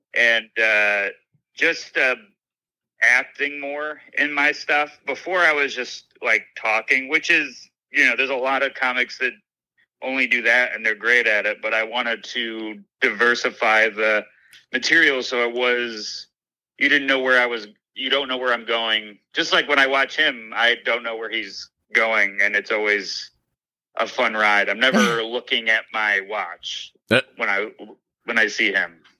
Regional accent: Syracuse, New York, United States; a club opened in my hometown of Syracuse

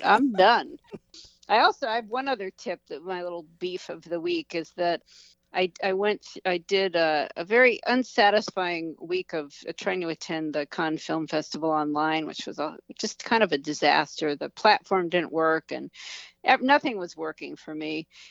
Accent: United States; as an American

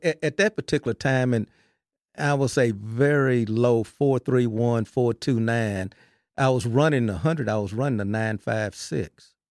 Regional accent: Belton, Texas, United States; I'm a Texan, uh, so I, I played my high school football at Belton, Texas

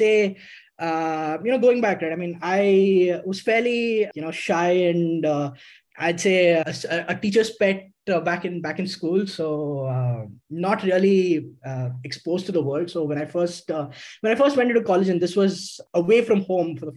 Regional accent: Karnataka, India; although Manipal is in Karnataka and I am from Karnataka

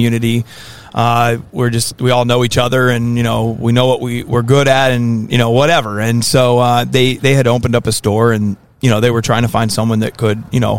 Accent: Holmes County, Ohio, United States; moved away as an adult; now in northern Michigan, United States; I am originally from Holmes County, Ohio

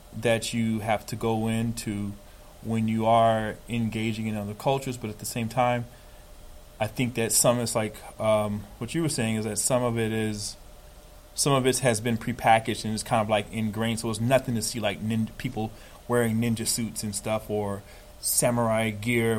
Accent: United States; as Americans

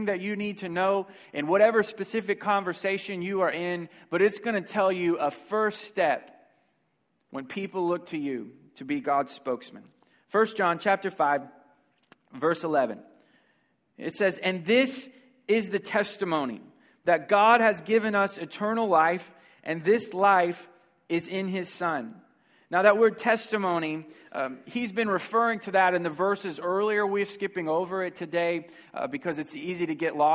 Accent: Houston, Texas, United States; I'm from Houston, Texas

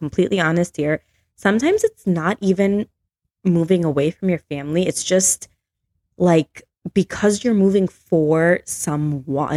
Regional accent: Chicago, Illinois, United States; moved away as an adult; now in Tennessee, United States; being from Chicago, right? Yeah. So I moved away from Chicago. I moved to Tennessee with my husband a year and a half ago.

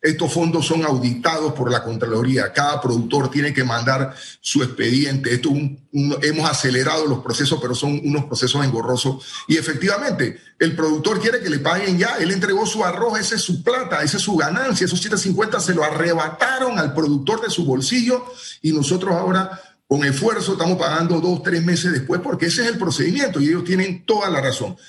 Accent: Panama; los trabajos que podemos hacer como panameños

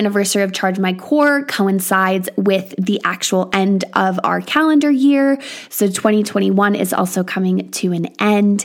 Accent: United States; moved away as an adult; now in England, United Kingdom; I am from America

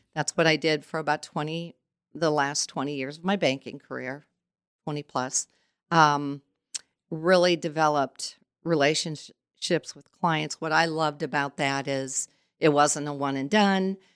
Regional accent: Goshen, Indiana, United States; also born or lived in South Bend, Indiana; I was born in South Bend and we moved here in nineteen sixty-seven and, um, went to model school and a totally different atmosphere from South Bend to come to Goshen.

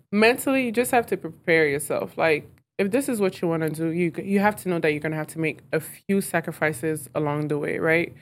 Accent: Clarkston, Georgia, United States; also born or lived in Lomé, Togo; I grew up in Clarkston.

